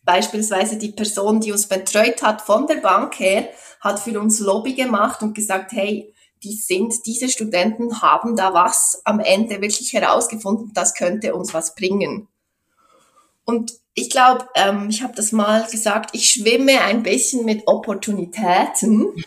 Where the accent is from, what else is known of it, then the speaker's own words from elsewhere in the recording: Switzerland; first language Swiss German; bei uns in der Schweiz